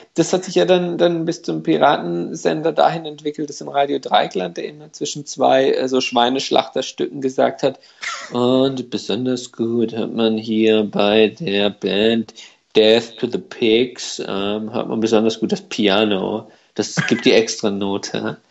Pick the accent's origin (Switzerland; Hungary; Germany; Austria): Hungary; moved away; also als Ungar